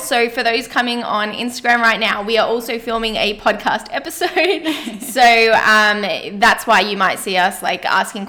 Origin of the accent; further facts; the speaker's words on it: Australia; accent: bogan; I'm Australian. I definitely have a tinge there. I'm not denying it. I don't sound bogan, but definitely, yeah.